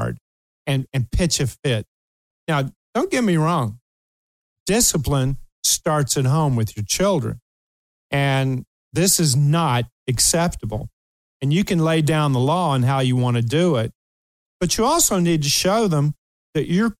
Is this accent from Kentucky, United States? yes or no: yes; Kentucky, United States; moved away; I'm from Kentucky